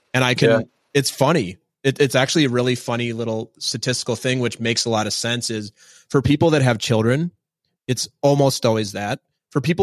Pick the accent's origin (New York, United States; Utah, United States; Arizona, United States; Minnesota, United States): Minnesota, United States; I'm from Minnesota.